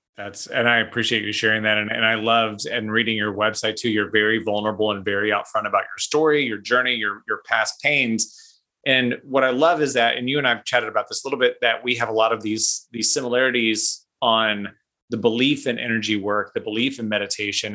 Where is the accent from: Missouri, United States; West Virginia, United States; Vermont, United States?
Missouri, United States; Kansas City; Kansas City, my hometown